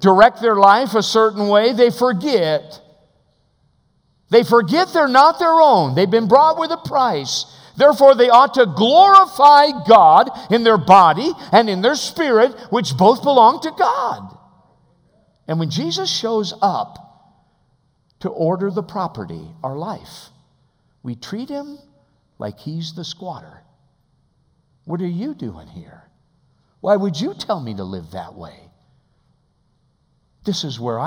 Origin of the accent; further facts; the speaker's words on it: United States; as American believers